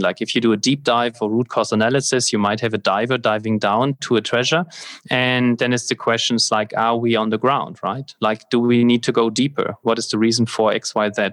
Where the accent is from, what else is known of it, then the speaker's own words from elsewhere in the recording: Germany; the fire brigade in my hometown here